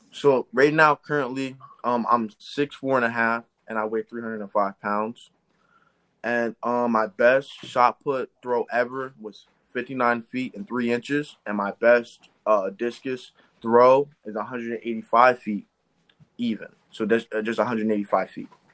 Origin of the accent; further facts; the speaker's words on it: Eastern Pennsylvania, United States; I'm from Eastern Pennsylvania.